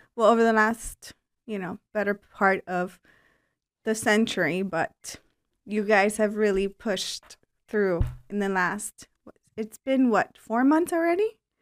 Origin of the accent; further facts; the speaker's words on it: Cuba; moved away; I was born in Cuba